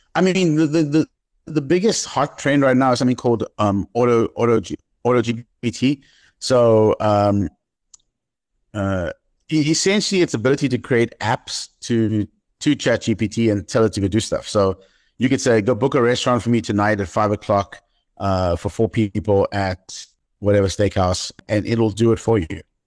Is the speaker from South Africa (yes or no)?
yes; East London, Eastern Cape, South Africa; moved away as an adult; also born or lived in Johannesburg; my hometown, East London